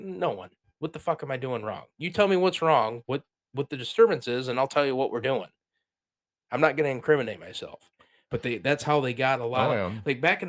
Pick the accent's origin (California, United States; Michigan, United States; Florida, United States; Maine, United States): Michigan, United States; Bay City; I come from Bay City